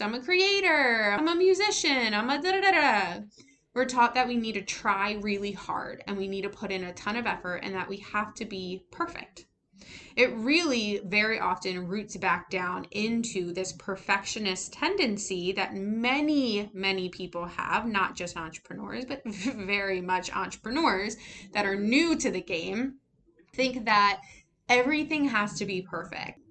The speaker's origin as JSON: {"language": "English", "country": "United States", "tie": "born or raised there", "said": "an American who was raised in the public school system"}